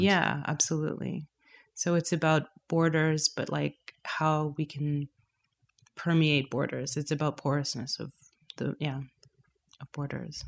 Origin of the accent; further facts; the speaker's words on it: Toronto, Ontario, Canada; moved away as an adult; also born or lived in London; now in Berlin, Germany; My family is from Trinidad, but I was born and raised in Toronto